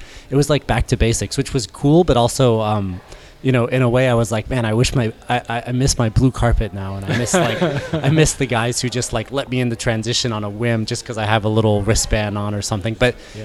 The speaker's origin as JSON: {"language": "English", "town": "Orlando", "region": "Florida", "country": "United States", "tie": "born or raised there", "moved": "as an adult", "lives_now": "Boulder, United States", "said": "I grew up in Orlando, Florida"}